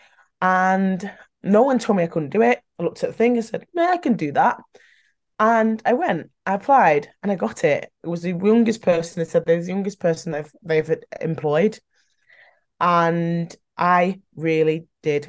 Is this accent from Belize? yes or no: no; Manchester, North West England, United Kingdom; I am really from Manchester